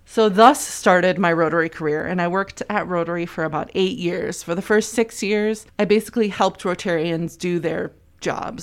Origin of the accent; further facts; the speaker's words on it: small town outside of Green Bay, Wisconsin, United States; moved away as an adult; also born or lived in Grafton, Wisconsin; now in Muncie, United States; most of my family is from Green Bay, and I grew up there till I was about 13, but not even in Green Bay, like a small town outside of Green Bay